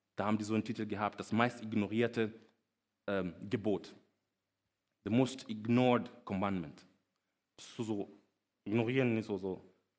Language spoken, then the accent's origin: German; Kenya; German is a second language; moved away as an adult; now in Germany; Ich bin nämlich nicht hier aufgewachsen, ich bin in Kenia aufgewachsen.